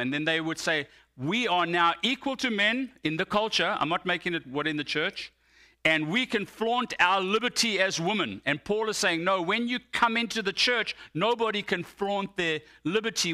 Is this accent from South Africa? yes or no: yes; South Africa; now in United States; I identify more as American than I do as South African